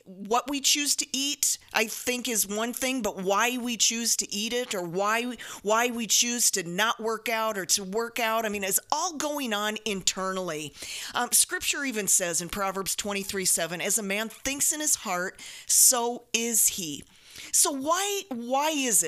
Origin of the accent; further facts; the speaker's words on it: South Dakota, United States; Jody and I grew up in South Dakota, two meat and potatoes kinds of girls